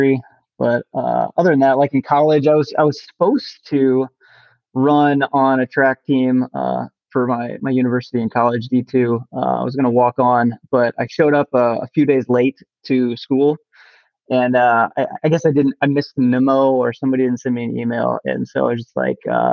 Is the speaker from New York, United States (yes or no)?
no; Kansas City, Missouri, United States; also born or lived in Virginia; now in St. Louis, United States; I'm from Kansas City originally, so Missouri, home state